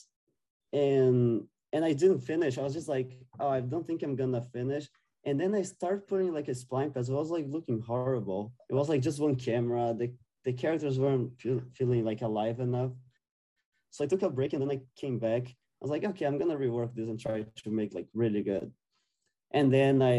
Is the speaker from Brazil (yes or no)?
yes; Brazil; moved away as an adult; I'm from Brazil, South America as well